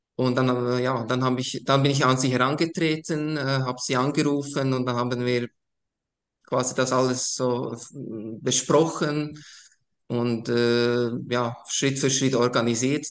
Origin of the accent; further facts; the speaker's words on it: Košice, Košice Region, Slovakia; now in Switzerland; ich bin ursprünglich aus der ehemaligen Tschechoslowakei, also heute würde man Slowakei sagen. Äh, ich komme ganz aus dem Osten der Slowakei, äh, Taschau äh, ist eine Altstadt